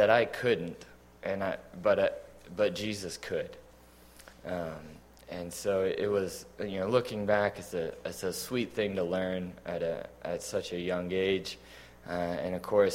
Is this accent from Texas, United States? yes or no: yes; Fredericksburg, Texas, United States; I was born and raised in Fredericksburg, Texas